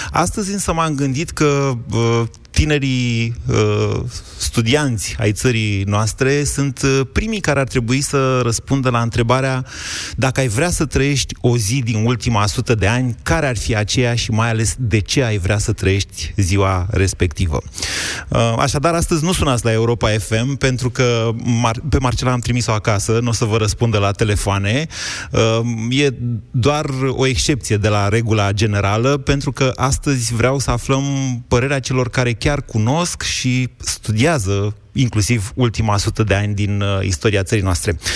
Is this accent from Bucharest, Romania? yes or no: yes; Bucharest, Romania; Sunt bucureștean.